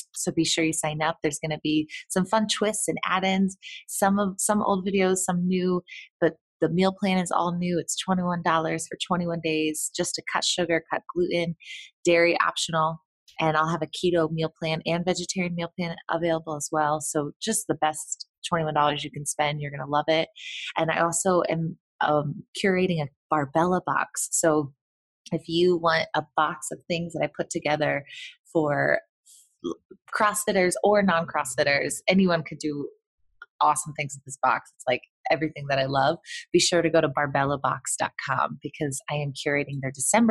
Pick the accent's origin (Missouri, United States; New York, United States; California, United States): Missouri, United States; Kirksville; That's where I was born and raised